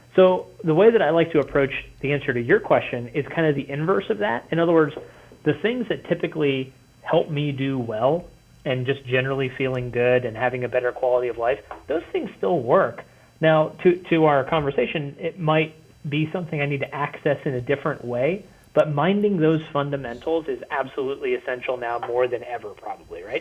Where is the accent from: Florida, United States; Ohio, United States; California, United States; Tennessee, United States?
Ohio, United States; Cincinnati; moved away as an adult; now in northern Kentucky, United States; we live in northern Kentucky now, but uh, yeah, I grew up in Cincinnati